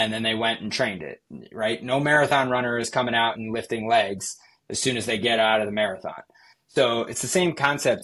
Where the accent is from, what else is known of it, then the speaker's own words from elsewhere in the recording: Yorktown, New York, United States; I'm partial to like my hometown one right there. So probably Maria's Pizza in Yorktown is great